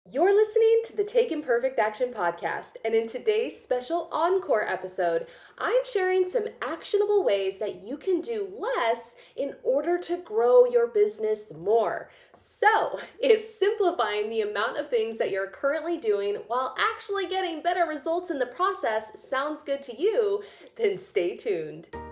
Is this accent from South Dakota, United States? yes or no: yes; Rapid City, South Dakota, United States; moved away; I was born in Rapid City, South Dakota, so that is like my homeland.